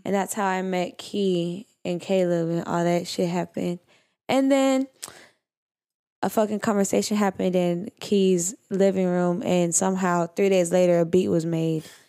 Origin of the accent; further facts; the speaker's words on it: Houston, Texas, United States; I'm from Houston